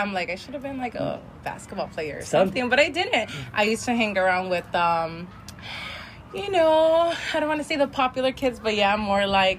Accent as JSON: {"language": "English", "town": "El Monte", "region": "California", "country": "United States", "tie": "born or raised there", "said": "In El Monte."}